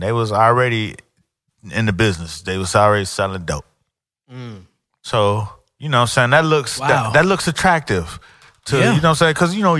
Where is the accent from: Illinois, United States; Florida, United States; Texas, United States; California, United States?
Florida, United States; Miami; I grew up in Miami.